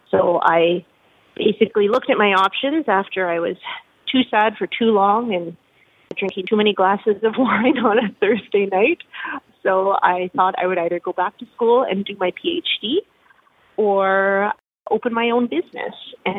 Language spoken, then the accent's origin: English; Quebec, Canada; So I'm an import to the prairies. I grew up in Eastern Canada. I spent most of my childhood in Quebec, French-speaking part of Canada, has fantastic food around every corner.